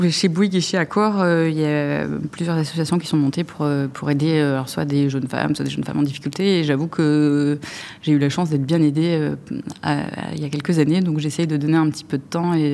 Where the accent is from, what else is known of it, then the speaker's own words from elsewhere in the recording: Lyon, Auvergne-Rhône-Alpes, France; Oui, je suis lyonnaise et donc attachée à la gastronomie et au vin de ma région